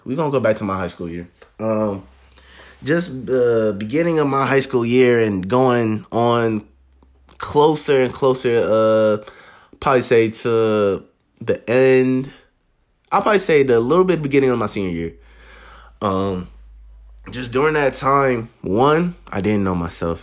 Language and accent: English; Columbus, Ohio, United States; I am from the Columbus, Ohio.